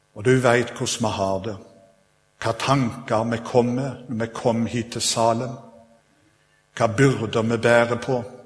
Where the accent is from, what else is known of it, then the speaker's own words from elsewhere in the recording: Sveio, Vestland, Norway; now in Stavanger, Norway; jeg kommer opprinnelig fra Sveio. Og så har jeg bodd her i Stavanger nå i 27 år